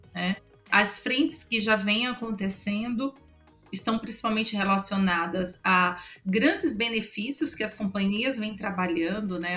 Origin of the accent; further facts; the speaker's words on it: Northeast Region, Brazil; accent: nordestino; eu sou mulher, eu sou nordestina